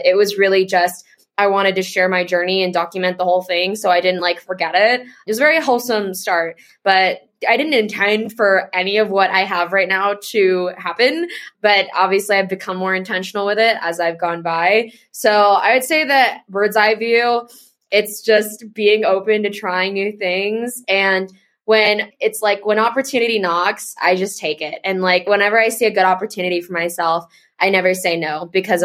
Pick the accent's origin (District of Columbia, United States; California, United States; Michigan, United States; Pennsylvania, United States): California, United States; moved away as an adult; I grew up in California